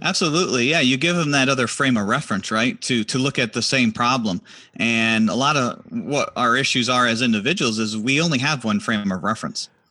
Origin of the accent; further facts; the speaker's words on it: Harrisville, New York, United States; moved away as an adult; also born or lived in Washington, D.C.; I'm originally from a little town called Harrisville, New York